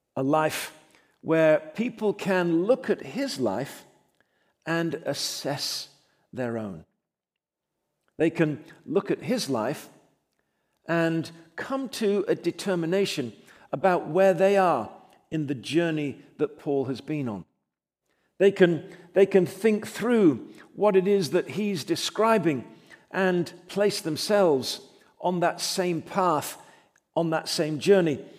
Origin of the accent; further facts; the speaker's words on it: England, United Kingdom; now in United States; I was born in England, but I'm delighted and privileged to call myself an American.